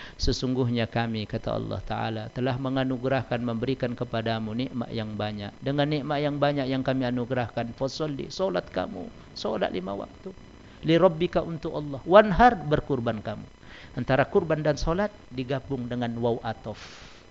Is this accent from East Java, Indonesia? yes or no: no; Medan, North Sumatra, Indonesia; bahasa kami orang Medan